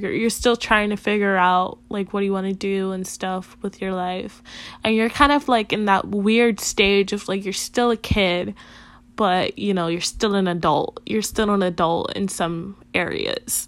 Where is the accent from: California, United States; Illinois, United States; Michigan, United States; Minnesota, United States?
Illinois, United States; Chicago; also born or lived in Puerto Rico; I was born in Puerto Rico, came to Chicago when I was about 2 years old. I've been living in Chicago basically all my life now